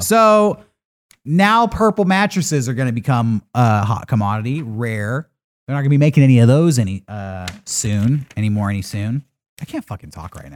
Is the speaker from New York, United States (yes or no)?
no; San Diego, California, United States; as a kid growing up in San Diego